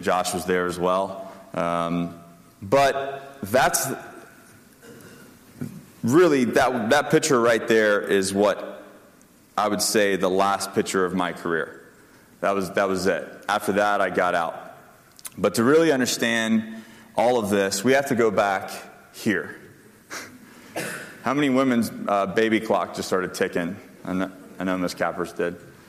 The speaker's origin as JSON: {"language": "English", "town": "Panama City", "region": "Florida", "country": "United States", "tie": "born or raised there", "said": "I grew up in Panama City, Florida. So through that gypsy childhood, puberty kicked in."}